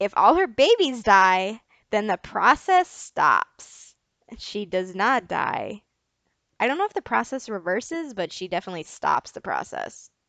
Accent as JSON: {"language": "English", "country": "United States", "said": "I'm American"}